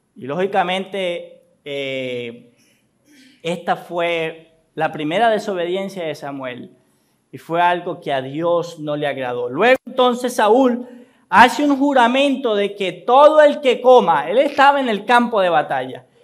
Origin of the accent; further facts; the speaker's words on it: Colombia; nuestra historia como colombianos